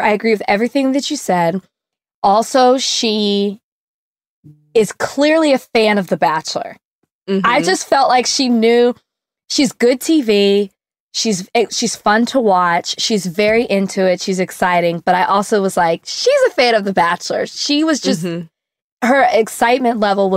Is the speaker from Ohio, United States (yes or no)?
no; Texas, United States; moved away; also born or lived in Austin, Texas; I'm from Texas, used to live in Austin